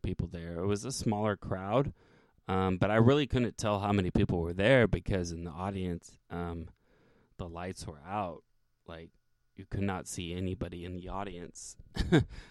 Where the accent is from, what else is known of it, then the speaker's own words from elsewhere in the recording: Santa Cruz, California, United States; I'm from Santa Cruz